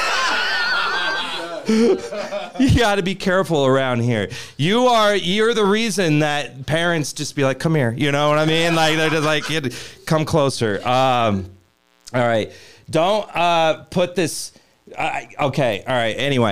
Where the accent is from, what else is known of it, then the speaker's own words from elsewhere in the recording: Kansas, United States; now in Denver, United States; I'm from Kansas